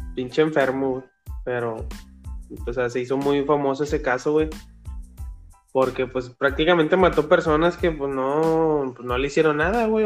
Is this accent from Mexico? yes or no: yes; Mexico; somos de México y aquí en México